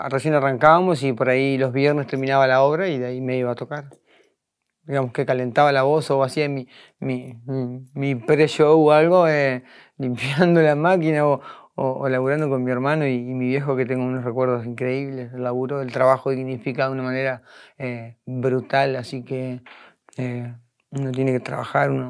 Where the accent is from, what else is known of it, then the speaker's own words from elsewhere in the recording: Concepción del Uruguay, Entre Ríos, Argentina; yo soy de Concepción del Uruguay, Entre Ríos. Es una, una, ciudad bastante histórica, eh, donde vivió el presidente Urquiza en su momento. Hay muchas fachadas antiguas, hay Ahí está la casa Urquiza. O sea, es una ciudad muy bonita.